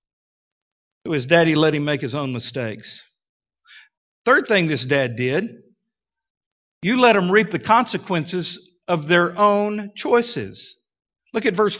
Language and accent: English; Midland, Texas, United States; now in Fort Smith, United States; when I was growing up in Midland, Texas. I was like 7 years old